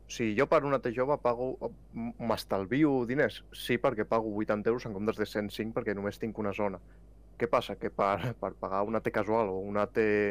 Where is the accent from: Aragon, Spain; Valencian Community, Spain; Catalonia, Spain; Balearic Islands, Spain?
Catalonia, Spain; com a bon català